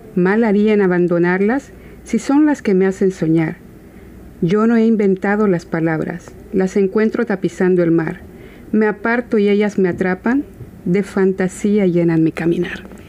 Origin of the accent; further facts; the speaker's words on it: El Salvador; por parte de nuestro país, de El Salvador, de donde yo soy